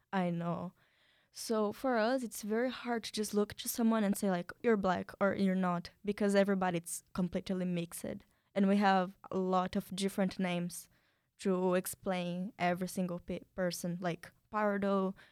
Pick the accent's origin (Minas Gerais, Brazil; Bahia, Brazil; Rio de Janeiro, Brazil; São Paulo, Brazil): São Paulo, Brazil; English is a second language; now in United States; I'm from Brazil. I come from a small city inside São Paulo, the States of São Paulo